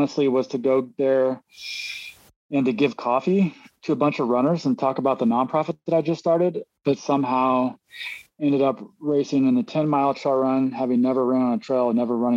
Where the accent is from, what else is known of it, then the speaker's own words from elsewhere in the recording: Kearney, Missouri, United States; moved away as an adult; also born or lived in Philadelphia; now in Mendocino, United States; I was born and raised in Kansas City, Missouri, okay. In a small town. Outside of it's called Kearney, Missouri.